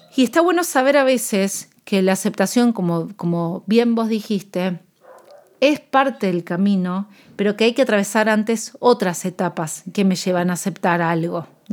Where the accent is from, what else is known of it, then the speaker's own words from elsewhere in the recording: Argentina; yo soy nutricionista de Argentina